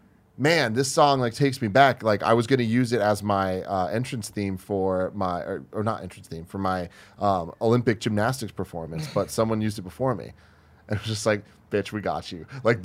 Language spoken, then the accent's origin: English; Spain; moved away as an adult; now in United States; It's like, oh, well, I grew up in Spain, but then I went to college here